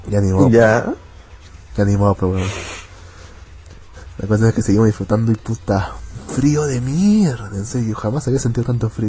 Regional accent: Arequipa, Peru; fue el aniversario de mi ciudad.

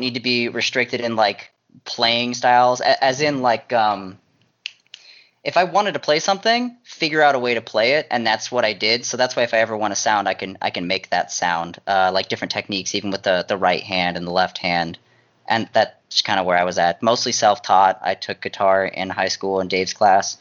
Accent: Virginia, United States; I grew up in Virginia, and I lived in the middle of the woods.

